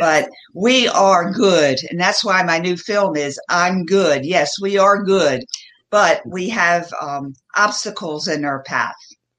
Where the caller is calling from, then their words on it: Asheville, North Carolina, United States; I'm joining you from the mountains in North Carolina, right outside of Asheville.